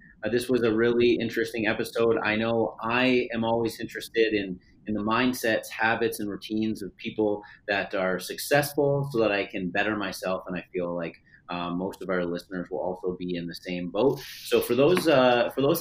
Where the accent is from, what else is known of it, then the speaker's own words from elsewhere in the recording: Parry Sound, Ontario, Canada; hometown Parry Sound. That is where I'm from